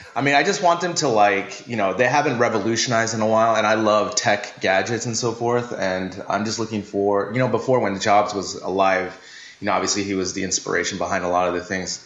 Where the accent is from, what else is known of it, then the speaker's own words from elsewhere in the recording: United States; as an American